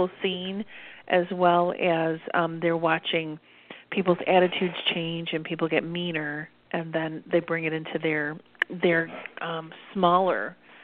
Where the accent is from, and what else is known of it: United States